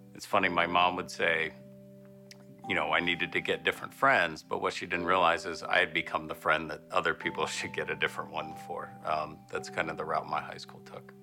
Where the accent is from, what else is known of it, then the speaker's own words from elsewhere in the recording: Parkersburg, West Virginia, United States; I grew up in Parkersburg, West Virginia